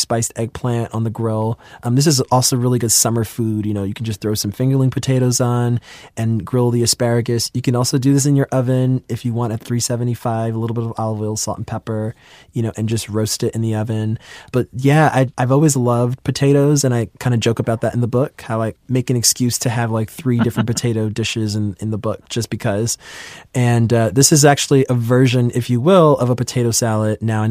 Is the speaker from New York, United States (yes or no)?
yes; New York City, New York, United States; I'm from New York City and I grew up in Queens